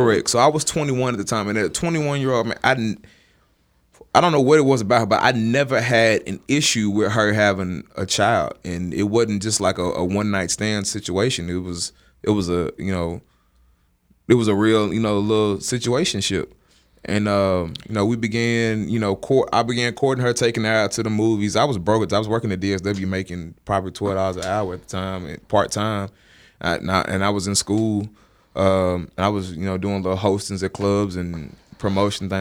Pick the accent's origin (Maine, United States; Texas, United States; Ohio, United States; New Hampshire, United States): Texas, United States; Dallas; moved away; also born or lived in Jackson, Mississippi; Dallas, where I'm originally from